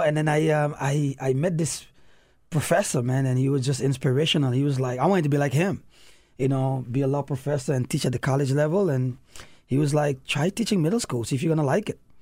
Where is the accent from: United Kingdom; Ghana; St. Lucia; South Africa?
St. Lucia; moved away; also born or lived in New York City / DC metro area; my grandparents kinda raised me in the Caribbean